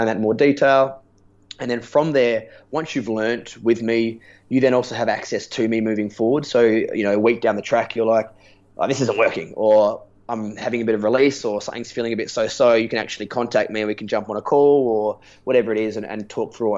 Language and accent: English; Adelaide, South Australia, Australia; moved away; I'm from Adelaide